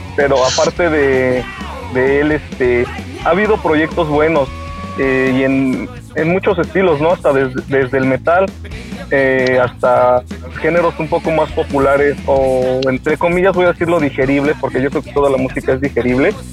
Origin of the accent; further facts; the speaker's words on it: Tulancingo, Hidalgo, Mexico; de la gente de aquí de, donde somos de Tulancingo